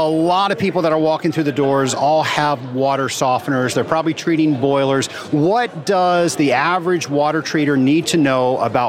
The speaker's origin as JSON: {"language": "English", "region": "Georgia", "country": "United States", "said": "I'm from Georgia"}